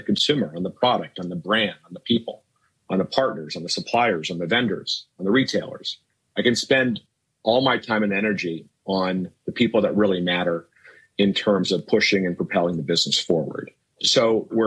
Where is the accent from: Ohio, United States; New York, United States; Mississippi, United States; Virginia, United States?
Ohio, United States; Cincinnati; I was born in Cincinnati